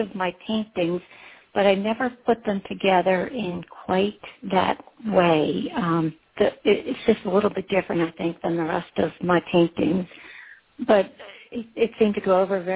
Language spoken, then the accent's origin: English; East Coast, United States; I grew up on the East Coast